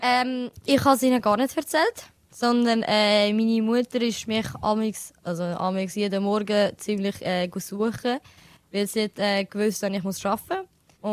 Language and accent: German; Switzerland; Ich sehe mich schon als Albanerin, aber ich bin offen und ehrlich, ich, ich, ich fühle mich mehr als eine Schweizerin. Ja. Aber auch durch das, dass ich halt da geboren bin und aufgewachsen bin